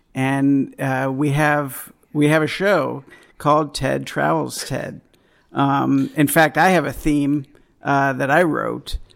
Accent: East Coast, United States; I grew up on the East Coast, uh, when I, like, high school, college

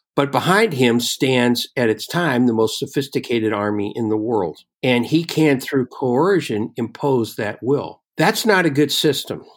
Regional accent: Oakland, California, United States; I grew up in Oakland, California, and inside Oakland, there is an Italian district called the Temescal district

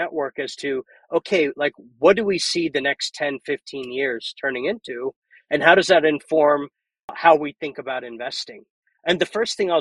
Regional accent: Columbia, Maryland, United States; my hometown of Maryland, Columbia, Maryland, and did that till I went to college

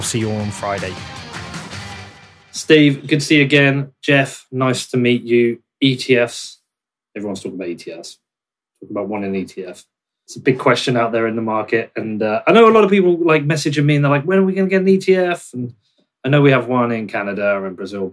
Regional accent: United Kingdom; the British guy

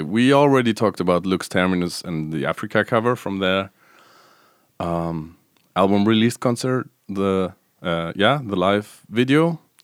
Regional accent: Stuttgart, Baden-Württemberg, Germany; the Stuttgart, which is my hometown where I grew up

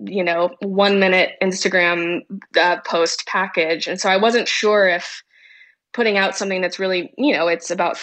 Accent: Wimberley, Texas, United States; also born or lived in Austin, Texas; I grew up in Texas, and I was born in Austin and grew up in a tiny little town called Wimberley, which is just south of Austin

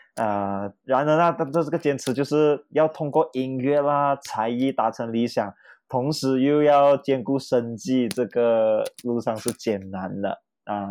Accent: Kemaman, Terengganu, Malaysia; 我家是来自海归的宝岛哦，登嘉楼葛满满，然后很多绝大部分的亲戚都是来自于呃怡保

